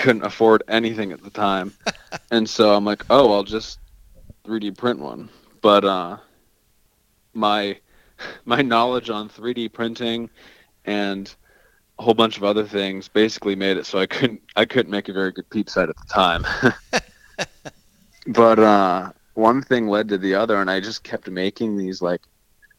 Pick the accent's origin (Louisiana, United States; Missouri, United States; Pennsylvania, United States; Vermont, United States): Vermont, United States; moved away as an adult; also born or lived in Georgia; I'm from Vermont originally